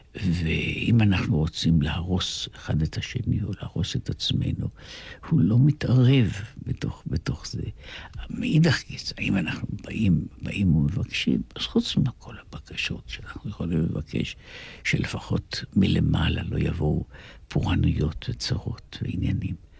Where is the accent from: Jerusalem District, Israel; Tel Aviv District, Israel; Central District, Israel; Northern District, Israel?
Jerusalem District, Israel; Jerusalem; אנחנו גם גדלנו באותה שכונה ממש, ממש באותה פינה בירושלים, בכרם אברהם